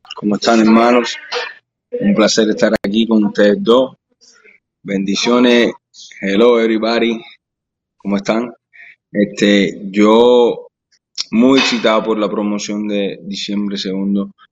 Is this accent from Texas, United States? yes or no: no; Florida, United States; first language Spanish; yo soy de Florida y Florida me adora a mí